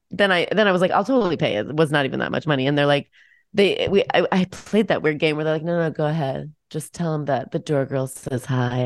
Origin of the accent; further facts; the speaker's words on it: Washington, United States; moved away; I grew up in Washington State